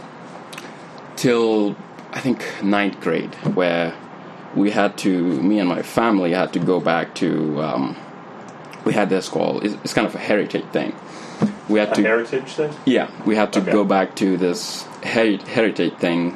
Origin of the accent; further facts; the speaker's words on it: Gambia; moved away; I grew up in the Gambia